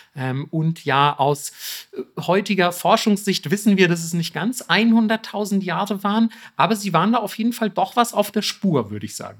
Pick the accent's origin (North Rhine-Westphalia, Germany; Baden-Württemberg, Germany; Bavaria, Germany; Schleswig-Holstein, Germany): Bavaria, Germany; ich bin aus Bayern